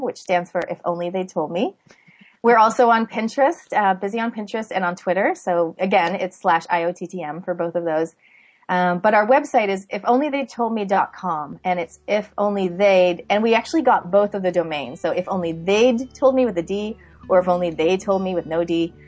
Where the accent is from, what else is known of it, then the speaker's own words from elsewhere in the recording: Canada; now in New Zealand; I was born in Canada, but I live in New Zealand